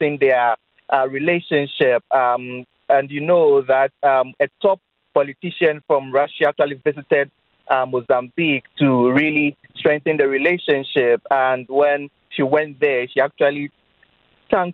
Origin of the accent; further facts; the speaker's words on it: Ghana; I'm Ghanaian.